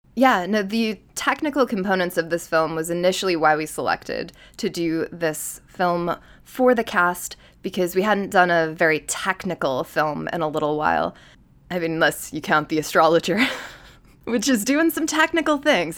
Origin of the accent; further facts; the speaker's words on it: New York, United States; I'm a New Yorker by origin